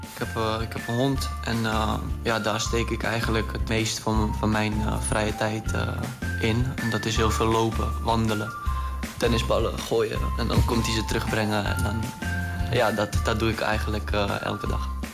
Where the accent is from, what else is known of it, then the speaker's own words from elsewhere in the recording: Czechia; now in Netherlands; wij zijn allebei uh, Tsjechen. We komen uit Tsjechië.